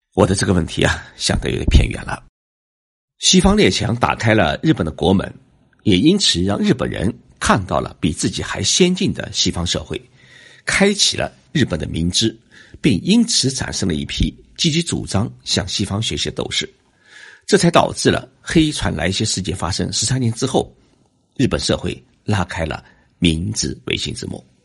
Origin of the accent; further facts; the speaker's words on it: China; 我们中国人